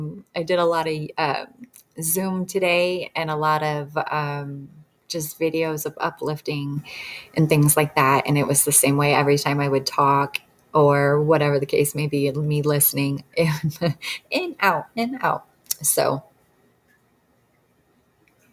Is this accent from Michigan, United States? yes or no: yes; Detroit, Michigan, United States; now in Montana, United States; I moved away cross country because I'm from Detroit. And so moved all the way here in Montana.